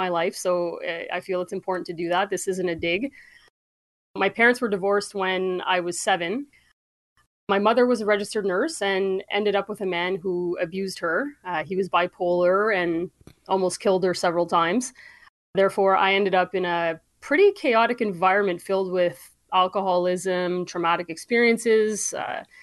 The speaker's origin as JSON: {"language": "English", "town": "Sudbury", "region": "Ontario", "country": "Canada", "tie": "born or raised there", "said": "I grew up in Sudbury, up in Northern Ontario"}